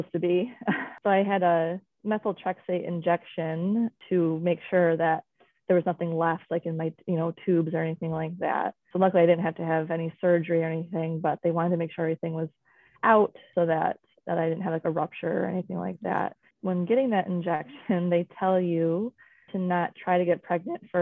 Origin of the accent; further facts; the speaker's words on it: Michigan, United States; I was born and raised here in Michigan